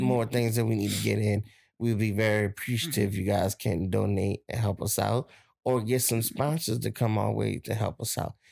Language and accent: English; Plaquemines Parish, Louisiana, United States; my hometown